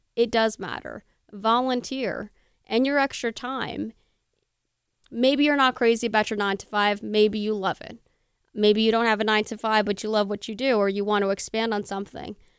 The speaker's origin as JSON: {"language": "English", "town": "Bernardsville", "region": "New Jersey", "country": "United States", "tie": "born or raised there", "said": "Burnersville, Burnersville, my hometown"}